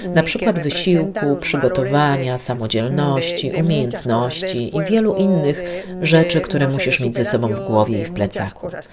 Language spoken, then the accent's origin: Polish; Tolosa, Basque Country, Spain; Pochodzę z tradycyjnej rodziny z kraju Basków